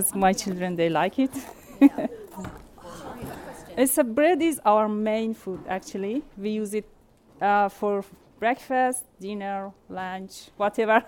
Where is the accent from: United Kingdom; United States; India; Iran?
Iran; also born or lived in Afghanistan; now in New Zealand; When I was a child, I grew up in Iran